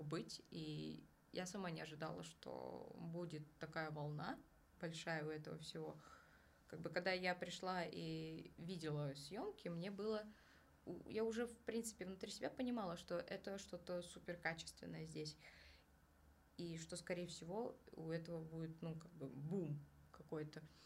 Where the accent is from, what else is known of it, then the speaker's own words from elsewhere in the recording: Kazan, Tatarstan, Russia; now in Moscow, Russia; я сама из Казани